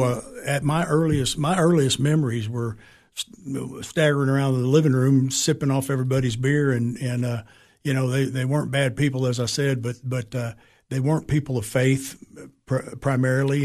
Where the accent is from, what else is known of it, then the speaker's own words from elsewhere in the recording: San Antonio, Texas, United States; also born or lived in Springfield, Massachusetts / Alaska; we moved straight to Texas, and that's where I was raised in San Antonio